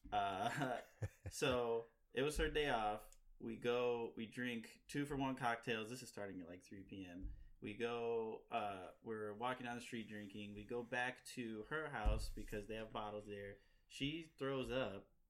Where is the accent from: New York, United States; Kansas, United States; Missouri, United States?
Missouri, United States; now in Chicago, United States; I'm from Missouri